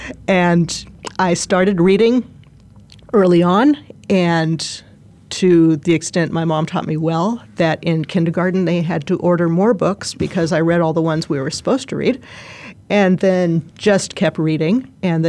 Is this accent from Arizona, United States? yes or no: yes; Arizona, United States; I have grown up here